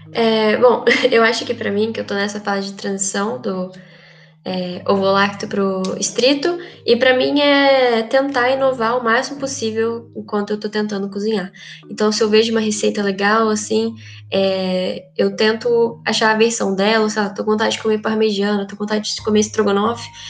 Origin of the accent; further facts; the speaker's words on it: Minas Gerais, Brazil; sou mineira